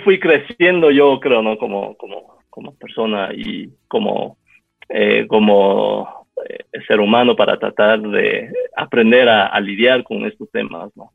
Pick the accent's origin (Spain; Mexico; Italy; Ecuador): Ecuador; Quito, Pichincha; yo nací aquí en Quito en 1980, poco tiempo después de que mis padres eh, llegaran aquí, en el 78, eh, emigraron aquí de Taiwán